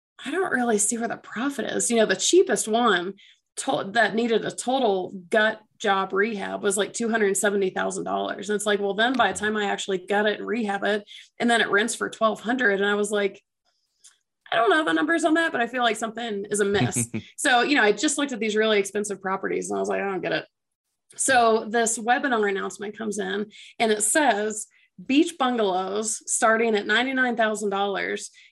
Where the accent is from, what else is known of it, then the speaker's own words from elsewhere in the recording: Atlanta, Georgia, United States; I'm from Atlanta originally